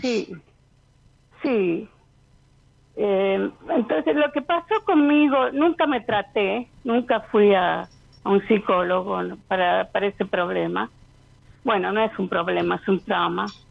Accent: Río Cuarto, Córdoba, Argentina; also born or lived in California, United States; now in Tampa, United States; yo originalmente nací en Río Cuarto, Córdoba, pero ahora vivo acá en Tampa, Florida, en Estados Unidos.

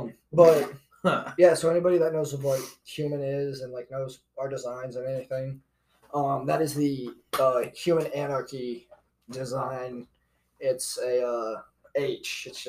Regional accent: Iowa, United States; I'm from Iowa

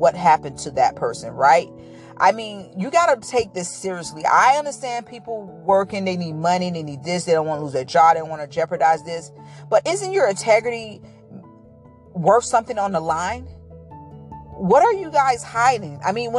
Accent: Florida, United States; I'm from Florida, so I'm original from Florida

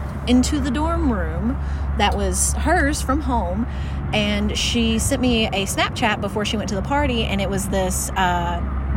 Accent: the South, United States; raised in the South

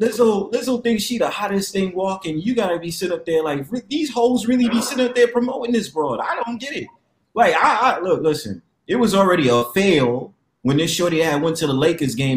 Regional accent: New York, United States; I'm from New York too

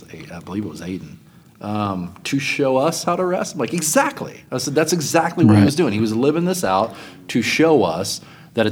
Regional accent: Louisville, Kentucky, United States; moved away; I grew up in Louisville, Kentucky, at Northeast Christian Church

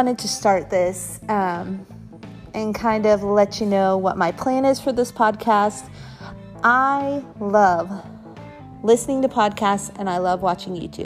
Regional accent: Midwest, United States; I was born and raised in the Midwest

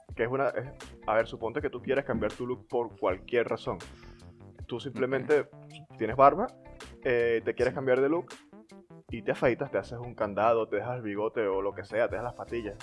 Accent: Coro, Falcón, Venezuela; moved away; Y yo de coro.

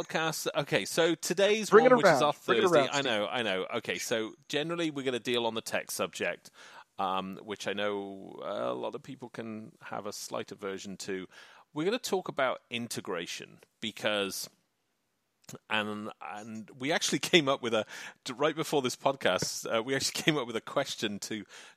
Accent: England, United Kingdom; So I'm an Englishman. I am from the UK, which is the United Kingdom, but I'm an Englishman

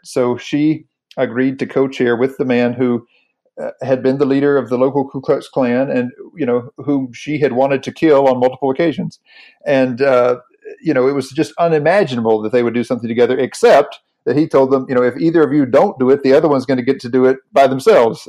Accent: North Carolina, United States; I grew up in the Southern Baptist Church in North Carolina

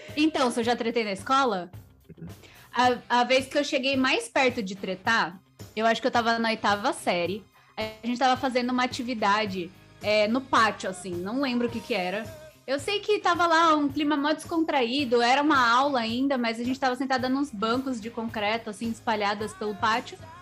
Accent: Sorocaba, São Paulo, Brazil; eu sou de Sorocaba

